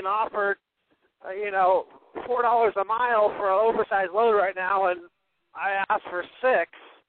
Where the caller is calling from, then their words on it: Arizona, United States; I'm calling from Arizona